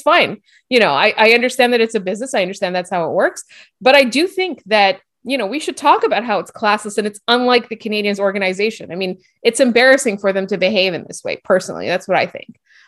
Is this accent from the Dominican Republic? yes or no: no; Lebanon; And I, as a Lebanese person, like a one, and I grew up in the Middle East, I can 100% vouch for their shawarma.